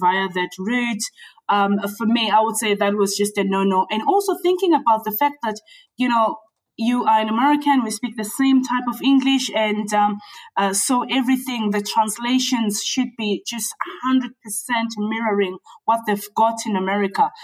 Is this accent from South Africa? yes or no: yes; South Africa; moved away as an adult; now in United Kingdom; Yeah, so I grew up in South Africa. Um, I came into the UK in my really early twenties